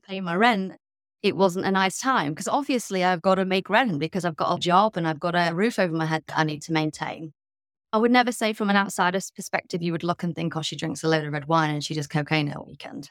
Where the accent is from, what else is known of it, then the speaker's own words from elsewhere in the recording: Midlands, United Kingdom; I was brought up in the Midlands in the U K.